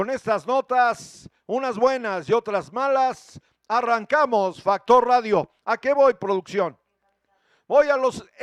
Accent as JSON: {"language": "Spanish", "country": "Mexico", "said": "todos somos mexicanos. Todos somos mexicanos"}